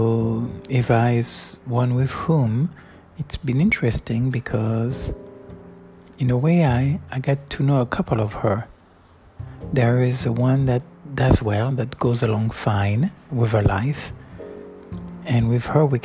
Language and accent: English; Florac, Occitania, France; moved away; still lives in a home where I grew up from 81 in Florac